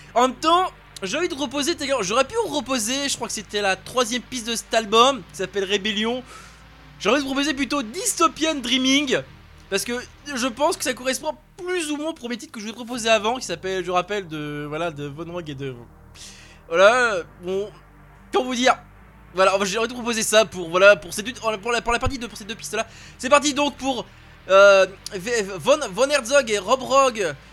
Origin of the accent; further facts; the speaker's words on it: France; chez nous en France